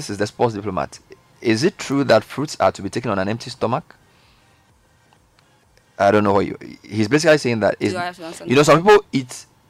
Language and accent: English; Zambia; And I'm from Zambia.